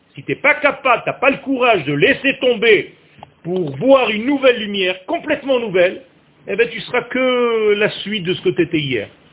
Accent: Beersheba, Southern District, Israel; je suis né à Bercheva

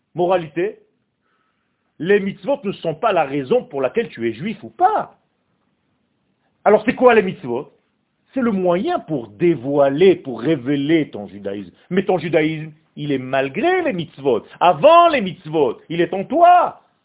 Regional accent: Israel; moved away; Quand j'étais jeune, je suis né en Israël. Quand j'avais 8 ans, il y avait la guerre des 6 jours

